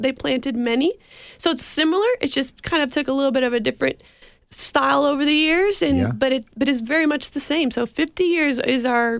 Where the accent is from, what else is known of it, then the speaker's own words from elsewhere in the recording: Mexico; also born or lived in Tupelo, United States; So I'm from Mexico and my family. We're missionaries down there. And we have a lot of connections in the Mississippi area. I lived here when I was about from 6 to 10 years of age.